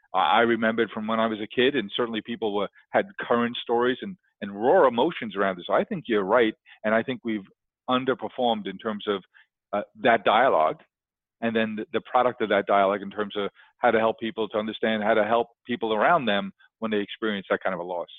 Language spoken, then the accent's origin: English; New York City, New York, United States; I grew up in Queens